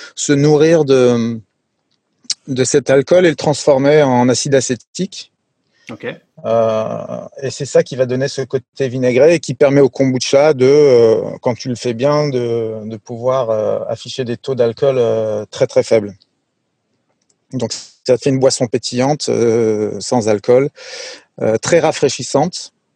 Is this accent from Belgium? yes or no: no; France; also born or lived in Sweden; je suis moitié suédois, moitié français. En fait, j'ai grandi en, en, France, mais je suis né en Suède.